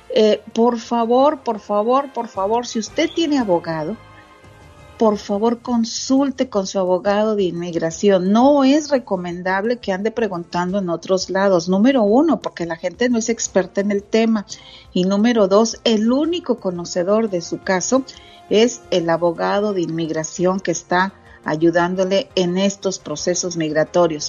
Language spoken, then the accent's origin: Spanish; Monterrey, Nuevo León, Mexico; now in Dallas, United States; mi niñez cuando vivía allá en Monterrey, Nuevo León